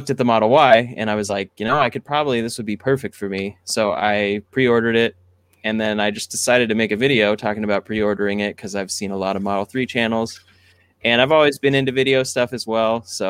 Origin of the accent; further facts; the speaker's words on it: San Diego, California, United States; also born or lived in Texas / Washington / Oregon; now in Los Angeles, United States; I was born in Texas, and I grew up in Washington, Oregon, and then San Diego.